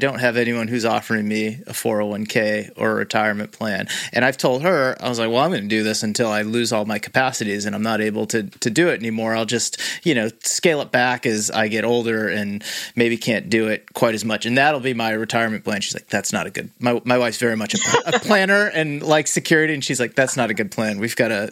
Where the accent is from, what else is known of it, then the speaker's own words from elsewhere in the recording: Massachusetts, United States; I grew up in Massachusetts